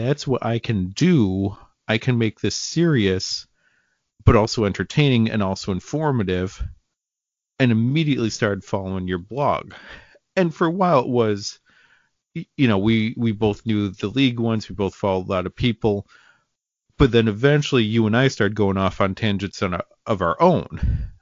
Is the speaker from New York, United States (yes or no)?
yes; upstate New York, United States; I am from what I would consider a small town in upstate New York